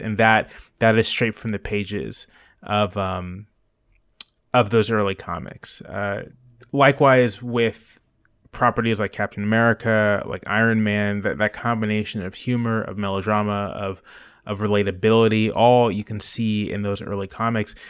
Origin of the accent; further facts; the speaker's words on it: Hampton Roads, Virginia, United States; a nerdy, somewhat awkward, uh, black kid growing up in the Virginia suburbs, uh, in Hampton Roads